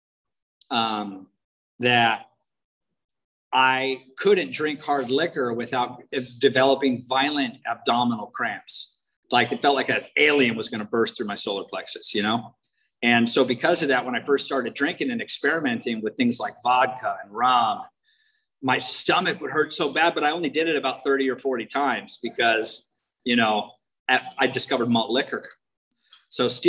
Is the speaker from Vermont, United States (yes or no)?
no; Washington, United States; moved away; I'm from Washington State originally. I was born like 30 miles as a crow flies from Mount Rainier.